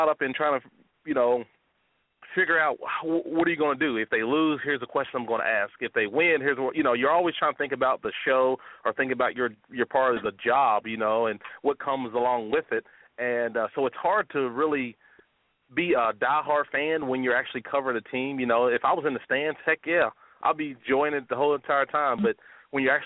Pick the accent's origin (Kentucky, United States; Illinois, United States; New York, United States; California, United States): Kentucky, United States; Flemingsburg; I'm from eastern part of Kentucky, a little small town called Flemingsburg.